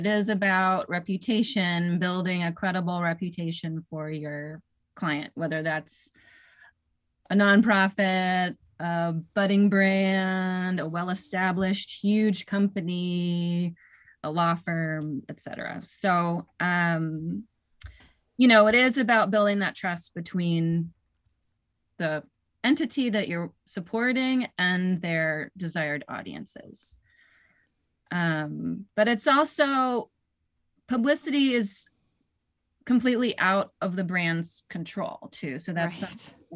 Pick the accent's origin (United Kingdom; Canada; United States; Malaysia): United States; North Shore, Massachusetts; I moved to the North Shore. I had a baby and I got a new job in my hometown